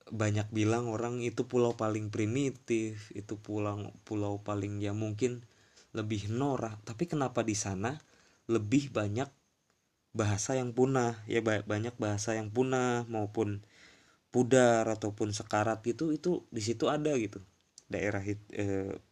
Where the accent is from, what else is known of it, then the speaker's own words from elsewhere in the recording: Brebes, Central Java, Indonesia; gue juga sebenarnya sih malu sih ngomong pakai bahasa Indonesia yang mana gue orang Jawa orang Berbes gitu kenapa gue nggak pakai bahasa ngapak